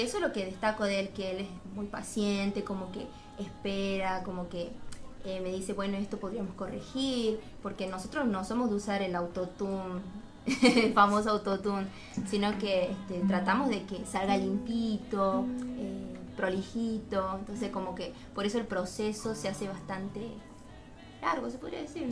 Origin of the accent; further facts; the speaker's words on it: Tucumán, Argentina; soy muy tucumana